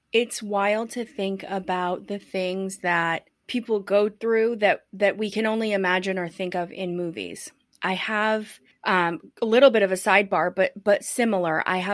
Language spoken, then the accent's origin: English; United States; I'm white. I'm from America.